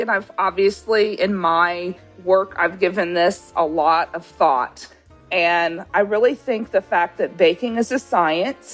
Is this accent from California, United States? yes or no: yes; Los Angeles, California, United States; now in Savannah, United States; I grew up in Los Angeles